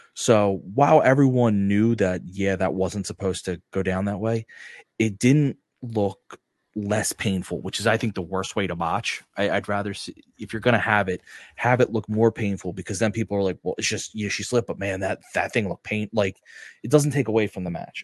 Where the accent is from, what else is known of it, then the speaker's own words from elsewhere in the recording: United States; I'm an American